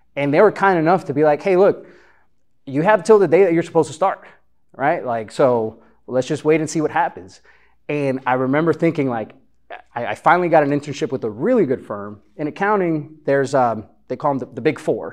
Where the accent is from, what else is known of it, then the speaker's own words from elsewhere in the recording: Chicago, Illinois, United States; moved away as an adult; also born or lived in Honduras; now in Texas, United States; growing up in Chicago, there's a barbershop pretty much on every corner, at least where I lived